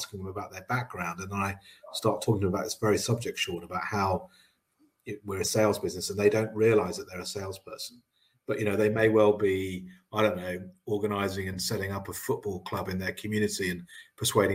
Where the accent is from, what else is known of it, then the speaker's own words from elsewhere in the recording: Cambridge, East of England, United Kingdom; I grew up in Cambridge